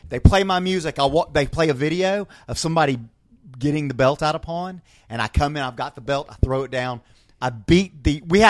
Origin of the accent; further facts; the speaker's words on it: Scotland, United Kingdom; saying that he wants to join my clan because I'm Scottish, right?